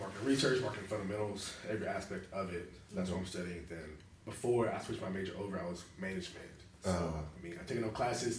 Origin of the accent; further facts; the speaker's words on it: Birmingham, Alabama, United States; moved away as an adult; now in Pensacola, United States; I'm from Birmingham, Alabama.